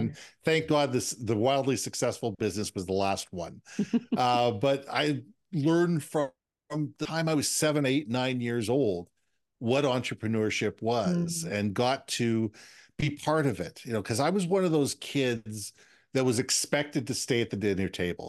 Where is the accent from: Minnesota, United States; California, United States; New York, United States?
Minnesota, United States; Minneapolis; now in Vancouver, Canada; And I'm originally from Minneapolis, but I've lived around the world. But Vancouver's always been home.